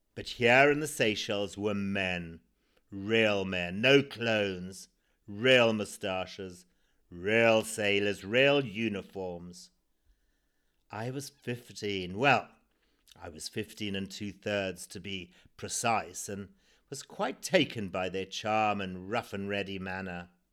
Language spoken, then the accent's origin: English; Zimbabwe; born or raised there